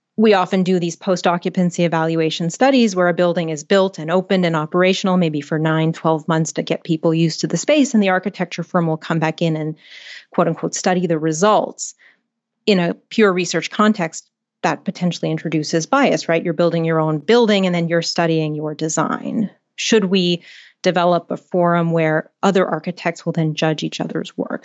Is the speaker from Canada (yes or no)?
yes; Canada; I'm Canadian